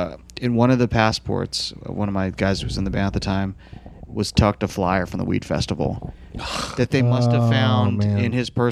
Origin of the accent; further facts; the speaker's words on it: Philadelphia, Pennsylvania, United States; And we're from Philly.